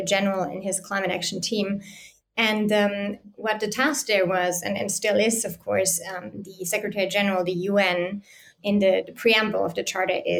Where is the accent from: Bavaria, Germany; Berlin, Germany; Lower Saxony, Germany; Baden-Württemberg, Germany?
Bavaria, Germany; Bavarian mountains, Germany; I grew up in the Bavarian mountains